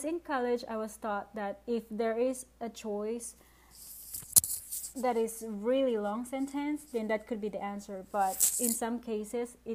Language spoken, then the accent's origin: English; Philippines; English is a second language; I'm from the Philippines, by the way, and English is my second language